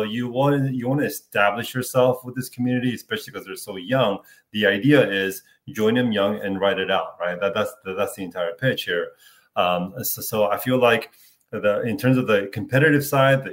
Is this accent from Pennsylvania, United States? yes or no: yes; Philadelphia, Pennsylvania, United States; moved away; I grew up in Philadelphia